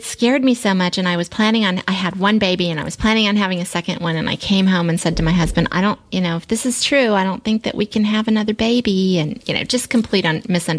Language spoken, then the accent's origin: English; Springfield, Virginia, United States; also born or lived in Alexandria, Virginia / Centreville, Virginia / Fairfax, Virginia; I grew up in Springfield and I lived in Alexandria and Centerville and Fairfax and all over there